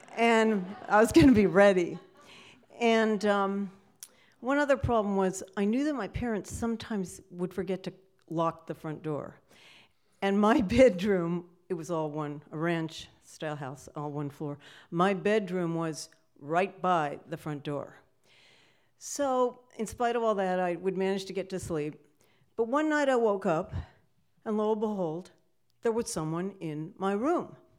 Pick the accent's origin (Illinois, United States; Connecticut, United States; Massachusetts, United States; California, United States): California, United States; Sacramento; I grew up in Sacramento, California